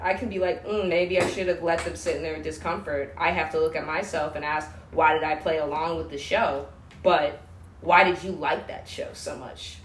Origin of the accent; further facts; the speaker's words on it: outside Washington D.C., District of Columbia, United States; moved away as an adult; now in Bellingham, United States; or outside Washington D.C.